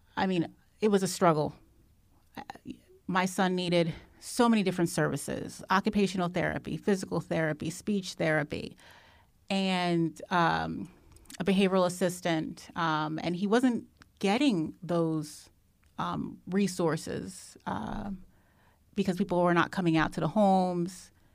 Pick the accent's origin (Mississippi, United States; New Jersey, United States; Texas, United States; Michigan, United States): New Jersey, United States; I'm from New Jersey